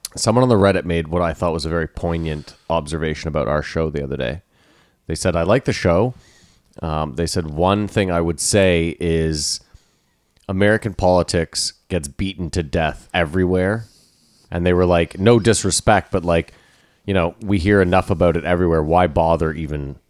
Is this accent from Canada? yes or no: yes; Canada; We're Canadian